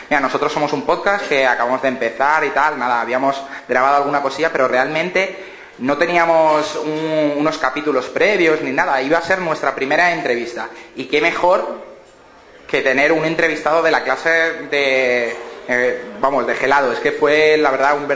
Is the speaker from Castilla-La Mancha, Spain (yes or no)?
no; Madrid, Community of Madrid, Spain; él es sevillano y yo soy madrileño. Y... ¿Se me nota que por el acento?